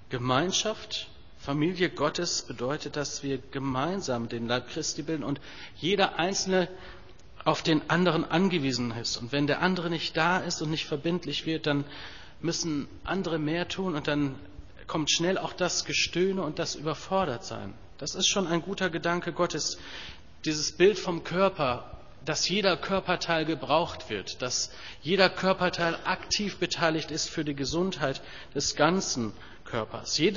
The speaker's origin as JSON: {"language": "German", "country": "Germany", "said": "Da bin ich als Deutscher aber doch so geprägt, Küche und Kühlschrank ist kein Thema. In den USA ist das ganz anders."}